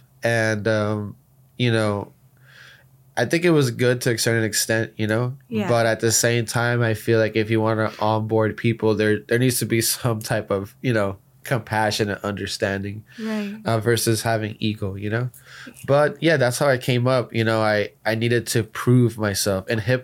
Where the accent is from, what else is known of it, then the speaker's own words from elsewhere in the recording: Miami, Florida, United States; from Miami, Florida, representing Project Roadmap and the future of NFTs.